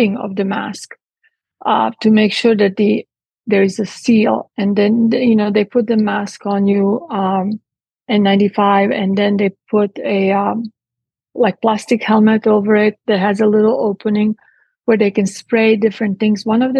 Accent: Split, Split-Dalmatia County, Croatia; moved away as an adult; also born or lived in Italy / England; now in Texas, United States; I was born in what used to be Yugoslavia at the time, and I grew up in Split. At 18, I left

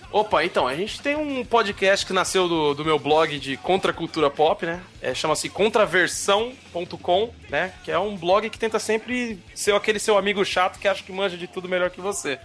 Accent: São Paulo, Brazil; Eu, eu sou da Zona Leste de São Paulo, que é como se fosse uma perifa braba daqui

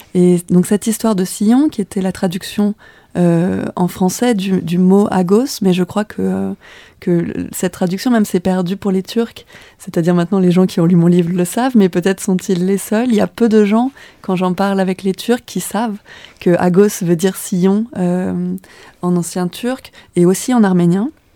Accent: France; moved away as an adult; now in Turkey; en tant que Française arrivant dans un pays euh, qui m'était complètement étranger

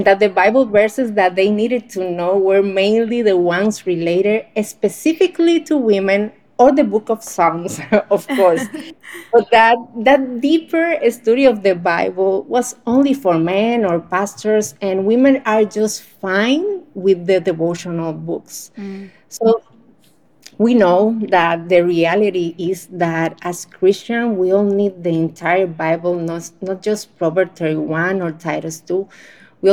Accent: Dominican Republic; I'm from Dominican Republic, a small island in the Caribbean where it's always hot all the time

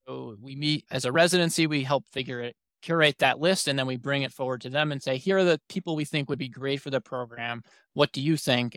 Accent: New York City, New York, United States; moved away as an adult; now in Syracuse, United States; I'm originally from New York City myself, Manhattan specifically

